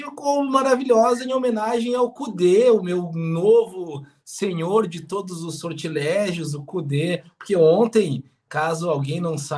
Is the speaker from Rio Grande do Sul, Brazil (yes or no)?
yes; Rio Grande, Rio Grande do Sul, Brazil; eu venho de uma região, eu cresci, é, alguns já sabem, em Rio Grande. Rio Grande é uma região no extremo sul aqui do, do Rio Grande do Sul